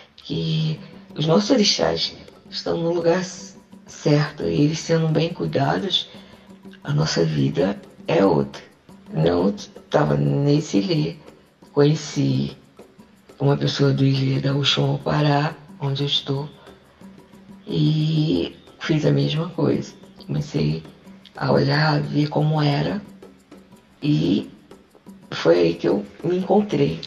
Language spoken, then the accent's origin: Portuguese; Rio de Janeiro, Brazil; now in João Pessoa, Brazil; Sou do Rio de Janeiro, mas normalmente estou morando em João Pessoa.